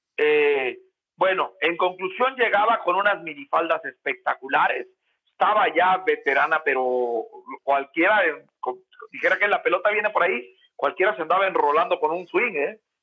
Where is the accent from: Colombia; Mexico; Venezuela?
Mexico; Oaxaca; moved away; also born or lived in Puebla; soy de Oaxaca